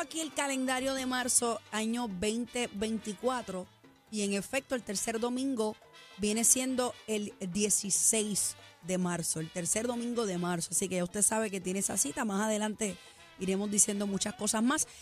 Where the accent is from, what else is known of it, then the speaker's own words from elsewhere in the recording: Puerto Rico; como puertorriqueña